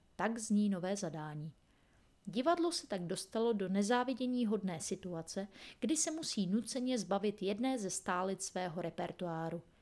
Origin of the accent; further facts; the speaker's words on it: Czechia; my Češi